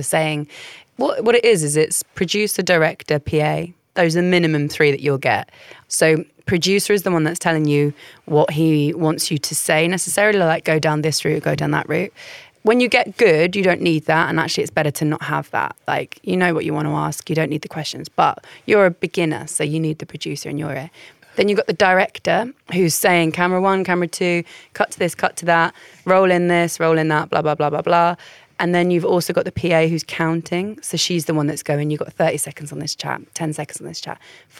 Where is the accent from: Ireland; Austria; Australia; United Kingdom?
United Kingdom; Croydon, London; also born or lived in Essex; I was born in Essex. I moved to central London. I grew up in Surrey, but not Surrey, like Croydon.